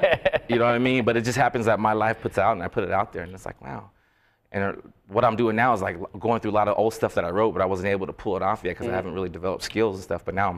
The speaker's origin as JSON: {"language": "English", "country": "Philippines", "said": "Well, pretty much my family and being Filipino"}